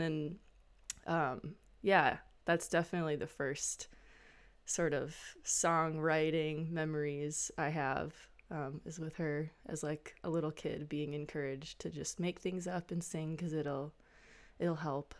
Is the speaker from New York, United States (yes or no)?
no; Midwest, upper Mississippi River Valley, Minnesota, United States; I'm a Midwesterner and um, feel very loyal to the landscape of the upper Mississippi River Valley and have lived around this landscape my whole life